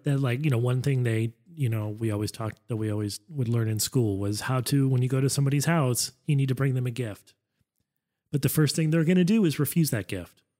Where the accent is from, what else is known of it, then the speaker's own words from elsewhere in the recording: United States; as an American, I had no culture